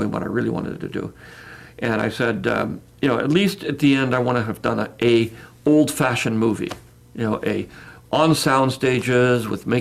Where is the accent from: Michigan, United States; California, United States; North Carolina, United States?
California, United States; San Francisco; I grew up in San Francisco, Bay Area